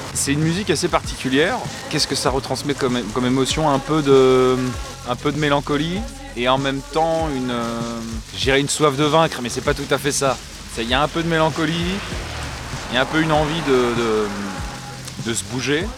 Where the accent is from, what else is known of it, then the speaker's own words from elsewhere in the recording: Caen, Normandy, France; je suis né à Caen. J'ai toujours vécu ici